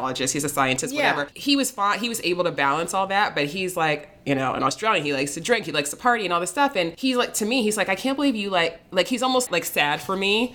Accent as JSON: {"language": "English", "country": "United States", "said": "I'm American"}